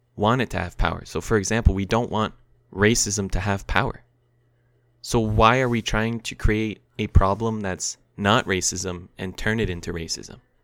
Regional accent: Canada; as a Canadian

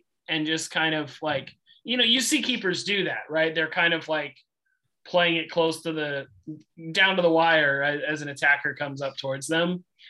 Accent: United States; we're both American.

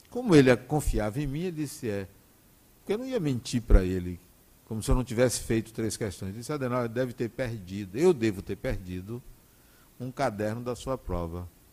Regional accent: Salvador, Bahia, Brazil; also born or lived in Acajutiba, Bahia; Nós viemos de Acajutiva para Salvador, no dia vinte e seis de janeiro de mil novecentos e sessenta e quatro

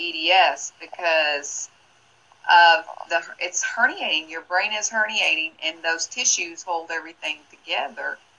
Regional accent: Tennessee, United States; moved away; I'm originally from Tennessee

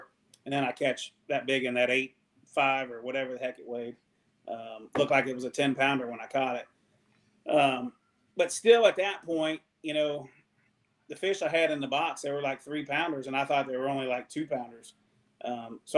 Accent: Ohio River Valley, United States; me being a river rat, growing up on the Ohio River

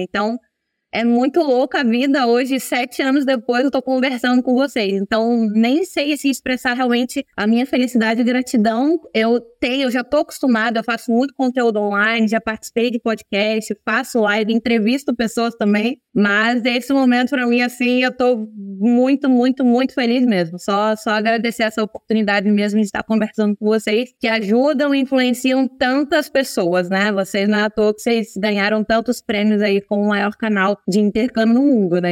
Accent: Rio de Janeiro, Brazil; moved away as an adult; also born or lived in United States / Ireland; now in Italy; eu sou do Rio de Janeiro, não é sou carioca.

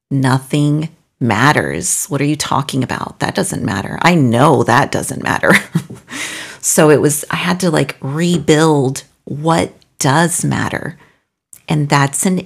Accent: North, Mexico; also born or lived in Brussels / Austin, Texas; now in Belgium; before that, I lived in Brussels, and before that, I lived in Austin, Texas. And before that, I'm from Mexico, from the north of Mexico.

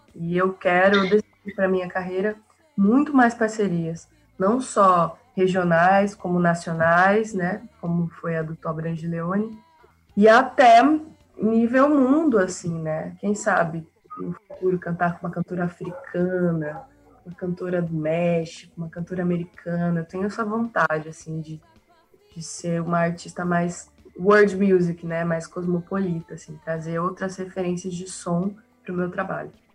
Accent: Cuiabá, Mato Grosso, Brazil; sou cuiabana, sou mato-grossense

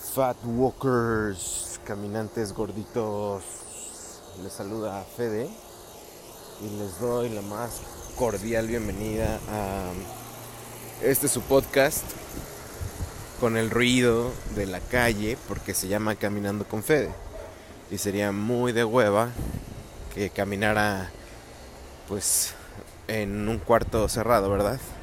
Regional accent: State of Mexico, Mexico

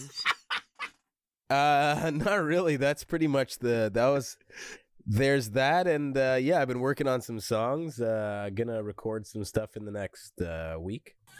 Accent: Montreal, Quebec, Canada; I'm from Montreal. Montreal, Quebec, Canada.

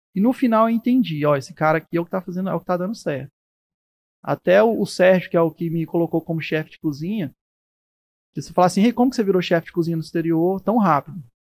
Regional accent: Brazil; eu sou feliz de ser brasileiro, adoro meu país

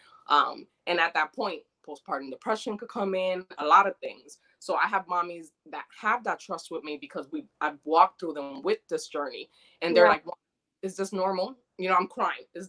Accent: New York, United States; moved away; also born or lived in Dominican Republic; I'm Dominican. I was born in DR, but I was raised in New York since I was 2.5.

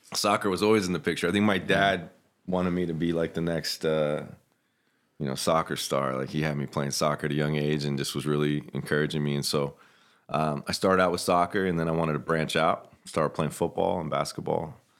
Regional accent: Orlando, Florida, United States; born or raised there; moved away as an adult; also born or lived in Ocala, Florida / Alaska; now in Spokane, United States

